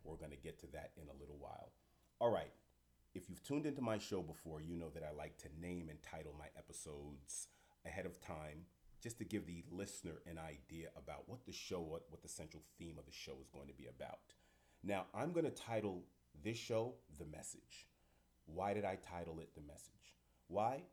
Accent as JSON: {"language": "English", "town": "New York City", "region": "New York", "country": "United States", "said": "am a fellow New Yorker, New York City person"}